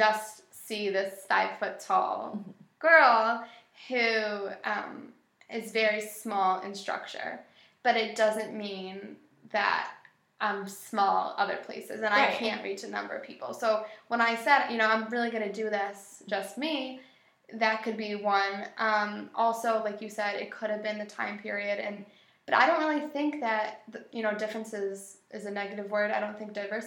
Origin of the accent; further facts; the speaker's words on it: Buffalo, New York, United States; I am from Buffalo, born and raised. Buffalo will always be my city